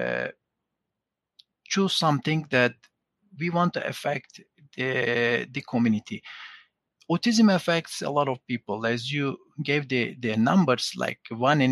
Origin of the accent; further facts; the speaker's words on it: Turkey; moved away; I'm originally from Turkey